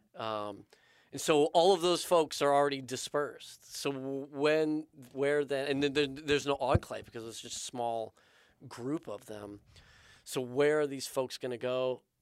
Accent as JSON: {"language": "English", "country": "United States", "said": "being an American, living in America"}